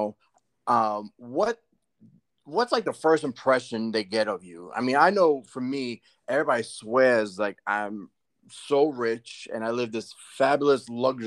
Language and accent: English; New York, United States; we grew up in New York.